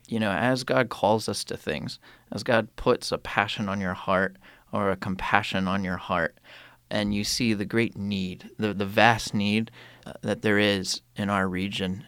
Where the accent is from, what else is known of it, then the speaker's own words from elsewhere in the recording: United States; moved away; as an American